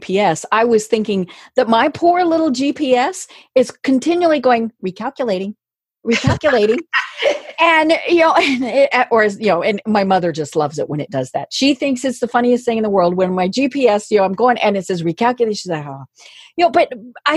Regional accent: Colorado, United States; now in Atlanta, United States; I'm from Colorado

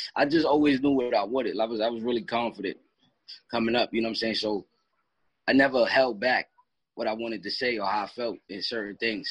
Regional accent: Katona, New York, United States; I'm from Katona, like it's not too far.

